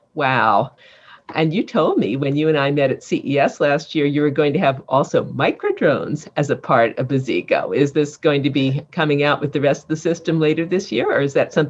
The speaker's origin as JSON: {"language": "English", "region": "East Coast", "country": "United States", "tie": "born or raised there", "said": "because I grew up on the East Coast."}